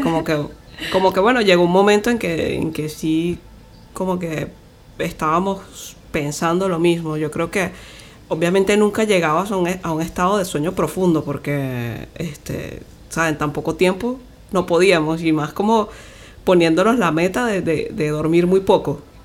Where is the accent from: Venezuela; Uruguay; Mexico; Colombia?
Venezuela; somos de Venezuela